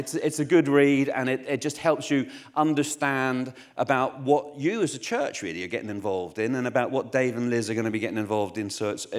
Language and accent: English; Northern Ireland, United Kingdom; moved away; also born or lived in Essex, England; I grew up in Northern Ireland. I don't have a Northern Irish accent because we moved to Essex, which didn't help my Essex doesn't help anybody's accent.